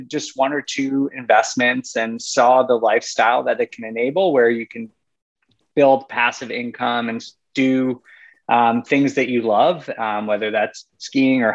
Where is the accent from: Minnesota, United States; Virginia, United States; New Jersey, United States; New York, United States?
New York, United States; moved away as an adult; also born or lived in Rochester, New York / Colorado; now in Europe; I grew up in New York and went to college in upstate New York